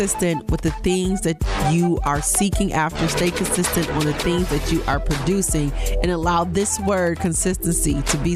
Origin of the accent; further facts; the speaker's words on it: Buffalo, New York, United States; Call it in from my hometown of Buffalo, New York.